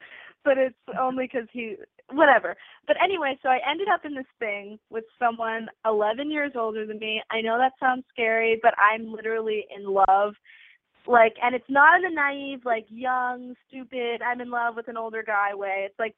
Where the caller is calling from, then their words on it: New York City, New York, United States; I'm calling from New York City, and I'm 18.